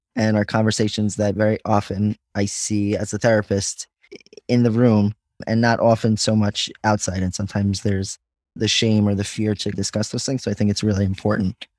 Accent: Five Towns, New York, United States; I grew up in the Five Towns

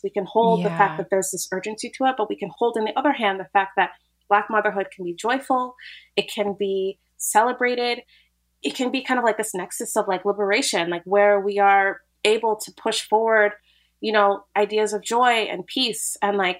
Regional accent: United States; I'm an American

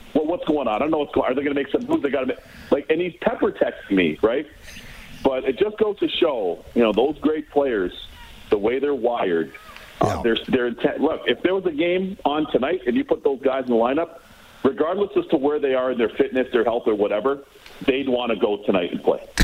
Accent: Toronto, Ontario, Canada; I played against Brett Lindros growing up in Toronto.

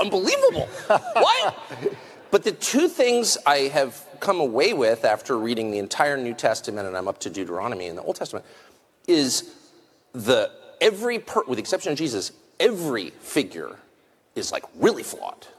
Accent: United States; I'm American. And so I grew up with this feeling

